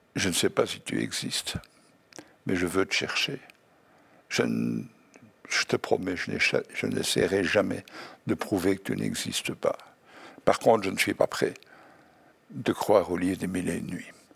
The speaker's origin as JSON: {"language": "French", "country": "Belgium", "said": "Je suis belge"}